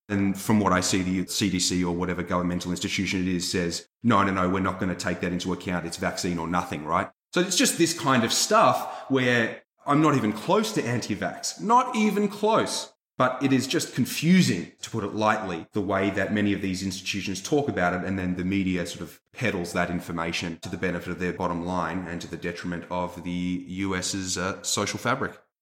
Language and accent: English; Australia; now in United States; I'm just Australian